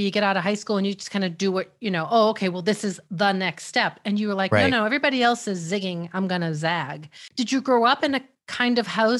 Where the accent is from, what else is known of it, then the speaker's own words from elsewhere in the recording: Melrose, Massachusetts, United States; I grew up in Melrose